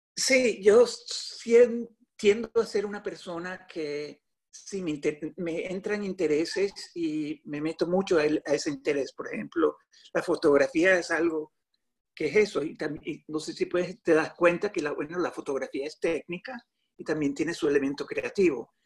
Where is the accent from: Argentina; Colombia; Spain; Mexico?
Colombia; also born or lived in New York City; now in New York, United States; yo Vivo en la ciudad de Nueva York. Eh, tengo 58 años y nací en Colombia